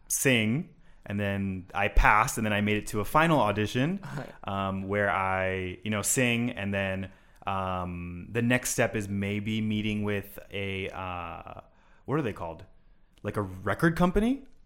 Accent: Honolulu, Hawaii, United States; I'm from Honolulu, Hawaii

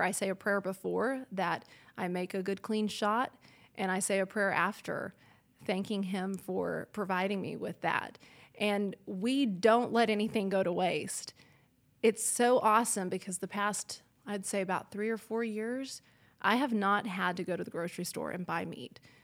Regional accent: El Reno, Oklahoma, United States; also born or lived in Fayetteville, Arkansas; I grew up in El Reno, Oklahoma, about probably fifteen thousand people there

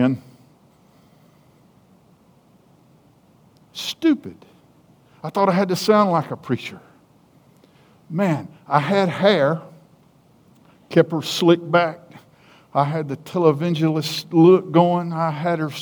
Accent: South Carolina, United States; accent: hick; I'm from South Carolina, why, we from down nine South Carolina

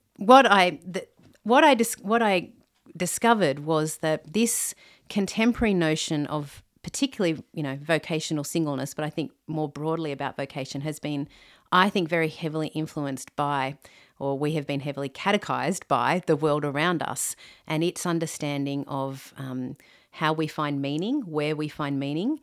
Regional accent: Sydney, New South Wales, Australia; I'm from Australia, a Sydney girl, born and bred

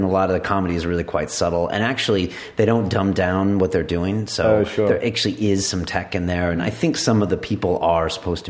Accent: California, United States; I'm from California

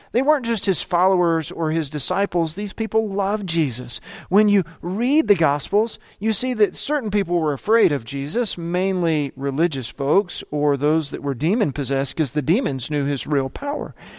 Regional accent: United States; moved away as an adult; also born or lived in South Africa; I'm from America

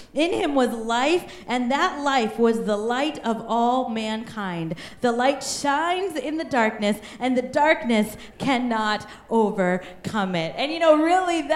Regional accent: Kansas, United States; also born or lived in India; now in Bellevue, United States; Kansas, we are the sunflower state

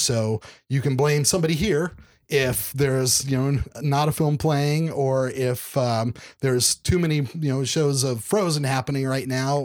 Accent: Oklahoma, United States; moved away as an adult; also born or lived in Dallas / Houston / Los Angeles; now in Kansas City, United States; growing up in Oklahoma

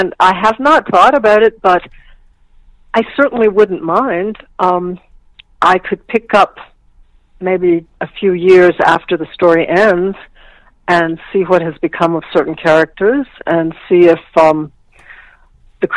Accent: Virginia, United States; I grew up in Virginia.

